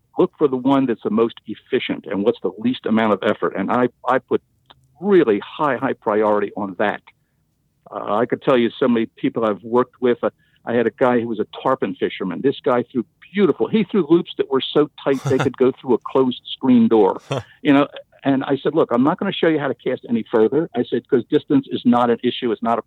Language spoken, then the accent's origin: English; Philadelphia, Pennsylvania, United States; I was born and raised in Philadelphia